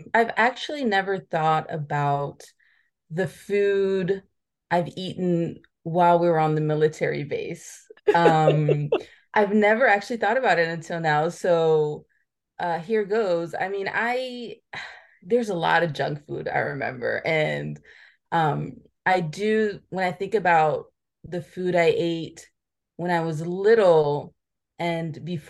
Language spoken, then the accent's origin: English; Friuli-Venezia Giulia, Italy; And so I grew up in Italy and then I transitioned from this some very American food that was on base kind of into this everyday Italian food in Friuli.